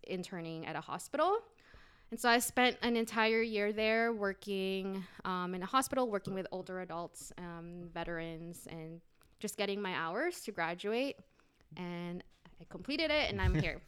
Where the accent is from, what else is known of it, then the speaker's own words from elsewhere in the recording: Guam; moved away; also born or lived in Philippines / Alhambra, California / Indianapolis, Indiana; I'm originally from Guam, but I was, um, I was born in the Philippines and then raised in Guam.